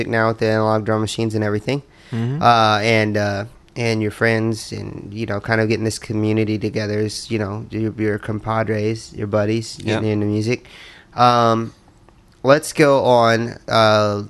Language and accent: English; Indiana, United States; now in California, United States; I'm from Indiana